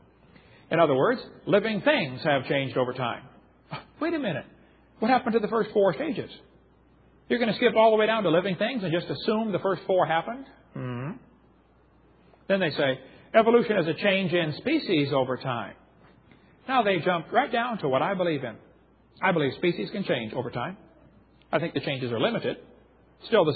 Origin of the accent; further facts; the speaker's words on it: Illinois, United States; I grew up in Illinois, corn country